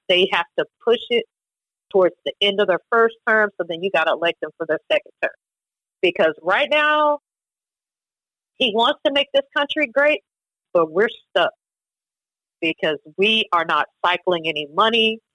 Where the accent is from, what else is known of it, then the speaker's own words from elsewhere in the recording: College Station, Texas, United States; College Station, Texas